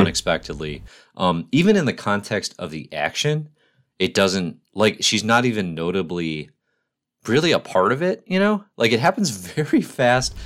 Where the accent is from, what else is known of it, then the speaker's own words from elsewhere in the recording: United States; as an American citizen